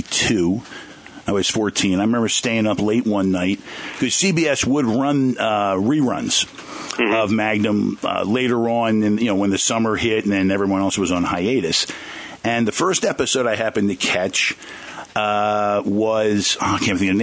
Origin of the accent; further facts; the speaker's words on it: Jersey Shore, Long Beach Island, New Jersey, United States; growing up on the Jersey Shore, Long Beach Island, a beach kid